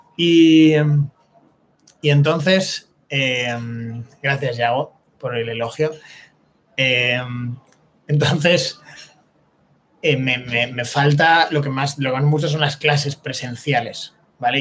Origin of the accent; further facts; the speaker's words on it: Spain; para ser español